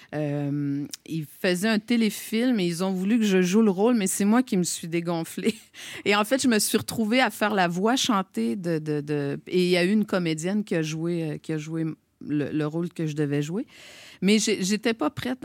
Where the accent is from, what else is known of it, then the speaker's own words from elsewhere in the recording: Gaspésie, Quebec, Canada; accent: Québécois; now in Montreal, Canada; moi j'ai grandi en Gaspésie